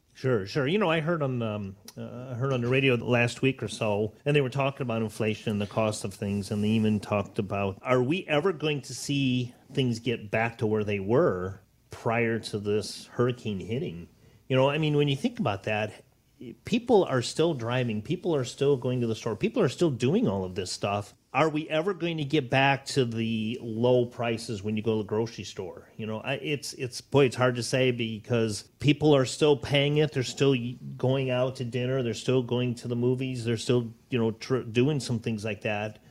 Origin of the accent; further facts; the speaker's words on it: Northwest Ohio, United States; also born or lived in Naples, Florida; born and raised in Northwest Ohio